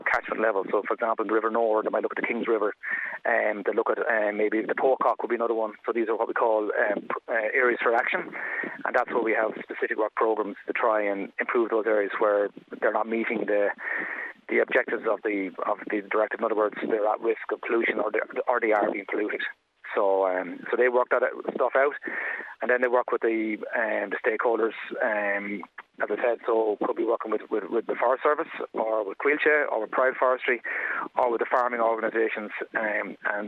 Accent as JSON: {"language": "English", "town": "Wexford", "region": "Leinster", "country": "Ireland", "said": "I'm from Wexford originally. And then we moved out to the countryside"}